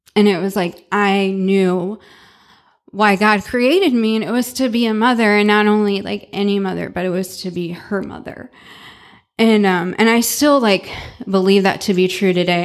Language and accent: English; St. Louis, Missouri, United States; now in Dallas, United States; I was born and raised in Saint Louis, Missouri